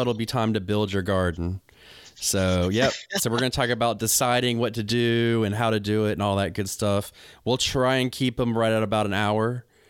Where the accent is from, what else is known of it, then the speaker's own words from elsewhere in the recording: United States; I'm an American.